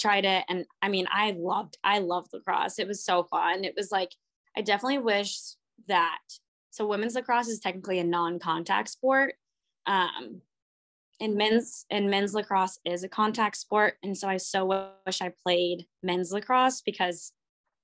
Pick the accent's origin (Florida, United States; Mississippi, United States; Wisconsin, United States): Florida, United States; Longwood; moved away as an adult; also born or lived in St. Petersburg, Florida / Stillwater, Oklahoma; now in Portland, United States; I grew up in like a suburb area